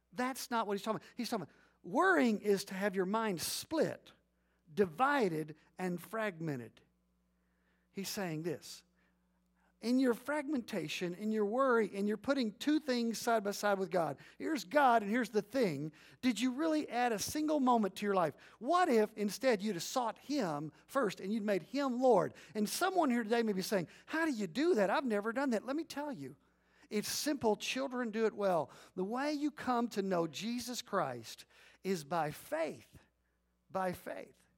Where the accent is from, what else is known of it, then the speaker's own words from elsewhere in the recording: Leon County, Texas, United States; I'm growing up in Leon County